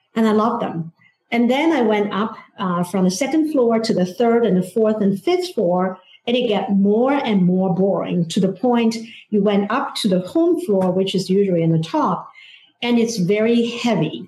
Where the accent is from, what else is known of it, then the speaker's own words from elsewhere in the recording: China; English is a second language; moved away as an adult; now in Washington D.C., United States; growing up in China